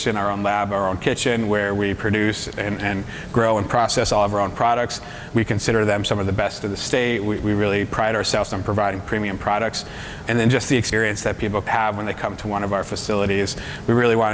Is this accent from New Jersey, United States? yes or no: no; Massachusetts, United States; we're all from Massachusetts